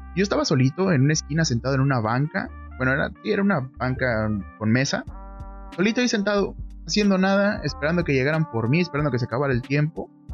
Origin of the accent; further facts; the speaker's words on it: northern Mexico, Mexico; yo soy de México, soy del norte de México